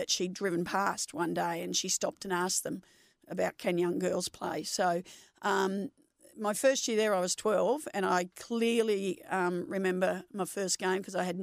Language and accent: English; Melbourne, Victoria, Australia; also born or lived in Kew; I was born in Kew, but I grew up in Nunawading, which is an eastern yep. suburb